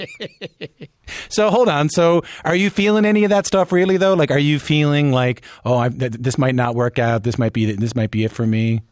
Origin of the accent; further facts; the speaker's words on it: Newfoundland and Labrador, Canada; I'm from Newfoundland